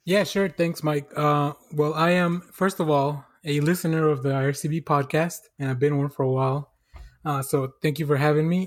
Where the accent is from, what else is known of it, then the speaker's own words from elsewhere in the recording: Mexico; moved away; I'm originally, I'm originally from Mexico